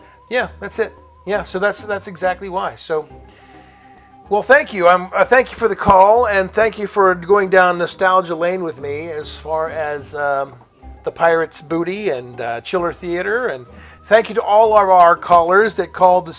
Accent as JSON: {"language": "English", "town": "Pittsburgh", "region": "Pennsylvania", "country": "United States", "tie": "born or raised there", "also_born_or_lived": "Washington, Pennsylvania", "said": "I grew up in Pittsburgh"}